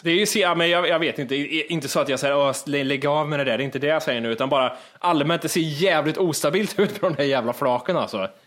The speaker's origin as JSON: {"language": "Swedish", "town": "Kristinehamn", "region": "Värmland", "country": "Sweden", "tie": "born or raised there", "moved": "yes", "said": "från det jag föddes till det jag flyttade från Kristinehamn."}